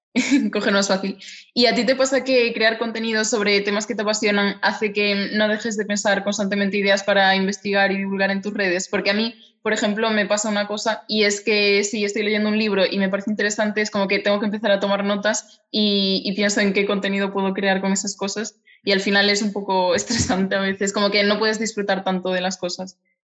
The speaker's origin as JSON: {"language": "Spanish", "region": "Galicia", "country": "Spain", "tie": "born or raised there", "said": "naciste en Galicia como yo, los dos somos gallegas"}